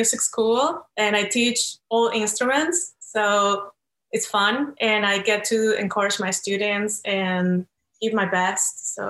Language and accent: English; Venezuela; English is a second language; moved away as an adult; also born or lived in New York; now in Los Angeles, United States; I was born in South America in the beautiful country of Venezuela.